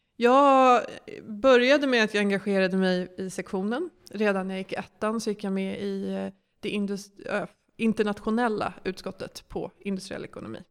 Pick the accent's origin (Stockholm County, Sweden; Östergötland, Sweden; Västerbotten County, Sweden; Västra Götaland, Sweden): Stockholm County, Sweden; Stockholm; also born or lived in Lund; jag kommer från Stockholm och eh, gick i skolan här och växte upp här